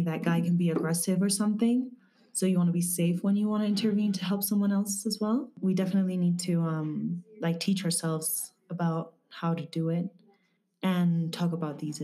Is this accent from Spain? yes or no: yes; Madrid, Community of Madrid, Spain; I'm from Madrid, Spain